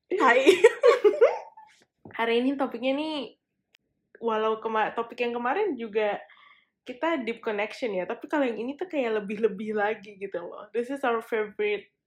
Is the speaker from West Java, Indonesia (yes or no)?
yes; Bekasi, West Java, Indonesia; moved away as an adult; now in Melbourne, Australia; gue anak Bekasi